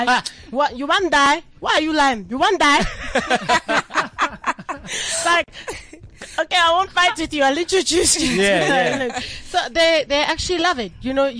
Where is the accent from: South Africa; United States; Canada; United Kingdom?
South Africa; I'm South African.